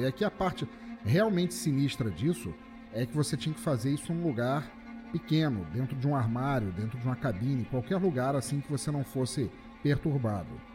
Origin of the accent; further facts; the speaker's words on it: Rio de Janeiro, Brazil; a minha infância no Rio de Janeiro a gente tinha uma luz mais estável